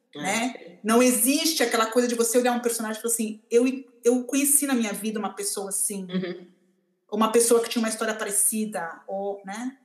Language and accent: Portuguese; Brazil; nós, como brasileiros